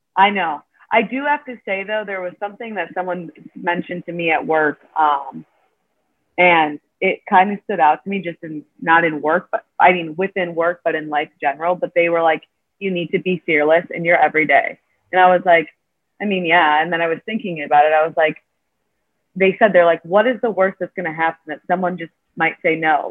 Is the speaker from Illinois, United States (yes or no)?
yes; Illinois, United States; now in Chicago, United States; I've been from, you know, Illinois my whole life, but I've always lived in the suburbs.